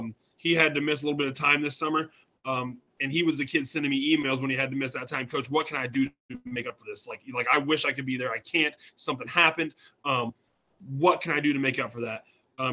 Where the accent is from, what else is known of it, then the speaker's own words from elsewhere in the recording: Illinois, United States; moved away as an adult; also born or lived in Princeton, Missouri / Farmington, Missouri; now in Hamilton, United States; I'm from Illinois originally. Grew up over there. I played high school and small college ball over there.